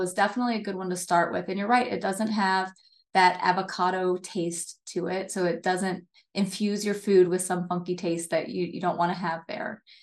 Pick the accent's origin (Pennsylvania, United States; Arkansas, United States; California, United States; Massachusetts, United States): Pennsylvania, United States; near Hershey; I grew up, uh, I grew up on the East Coast near, um, Hershey, Pennsylvania.